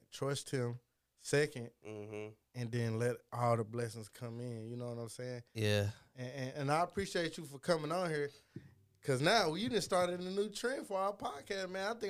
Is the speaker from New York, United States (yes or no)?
no; Fort Worth, Texas, United States; born or raised there